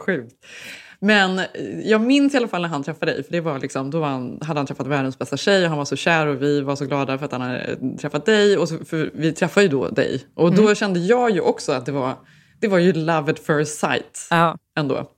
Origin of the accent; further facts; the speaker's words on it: Borås, Västra Götaland, Sweden; moved away as an adult; now in Stockholm, Sweden; jag var från Borås. Vi hade flyttat till Stockholm